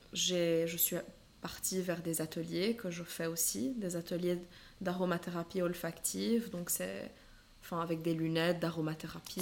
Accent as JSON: {"language": "French", "country": "Lebanon", "tie": "born or raised there", "moved": "yes", "said": "j'ai grandi au Liban"}